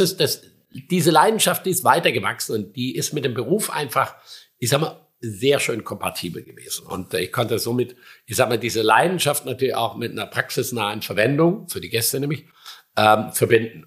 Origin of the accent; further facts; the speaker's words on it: Schramberg, Baden-Württemberg, Germany; now in Sylt, Germany; Ich komme aus dem Schwarzwald